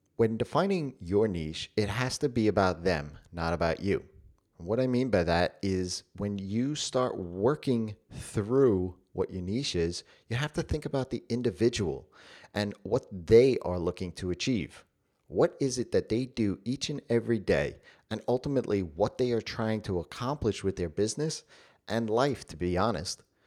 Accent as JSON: {"language": "English", "country": "United States", "said": "I am American"}